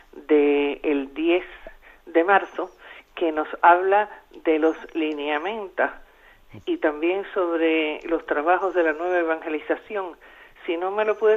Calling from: Madrid, Community of Madrid, Spain; de Madrid.

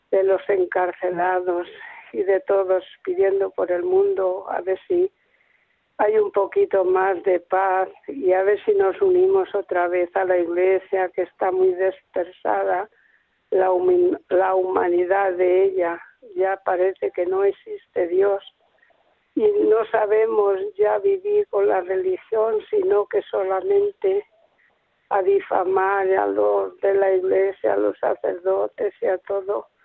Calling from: Spain; soy una seguidora de Radio María desde hace 18 años, poquito hacía que se había inaugurado la emisora en, aquí en España

